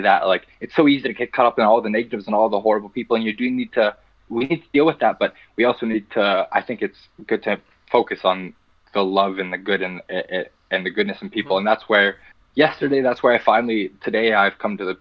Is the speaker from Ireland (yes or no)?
no; Pinoak, Alberta, Canada; We grew up in Pinoak, Alberta, right beside the reserve of now Musquatches